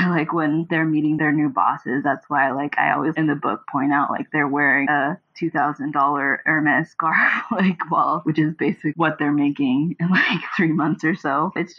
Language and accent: English; Houston, Texas, United States; now in New York, United States; Yeah, I moved to New York from Houston, Texas to go to Pratt in Brooklyn.